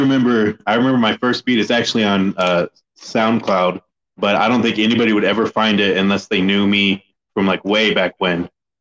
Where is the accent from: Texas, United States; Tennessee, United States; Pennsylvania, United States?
Texas, United States; Gorman; also born or lived in Granbury, Texas; now in San Antonio, United States; I'm from a place called Gorman, Texas, which is kind of near Abilene.